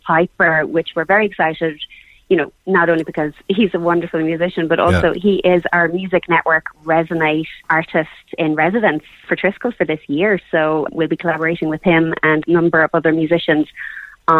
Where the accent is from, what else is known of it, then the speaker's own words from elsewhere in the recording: Cork, Munster, Ireland; we're from Cork. I'm a Cork girl.